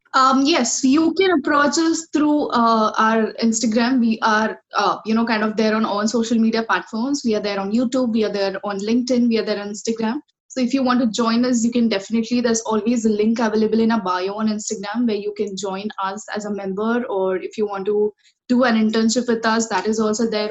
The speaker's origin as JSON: {"language": "English", "town": "Kolhapur", "region": "Maharashtra", "country": "India", "said": "I come from uh, the city called Kolhapur, which is located in state of Maharashtra."}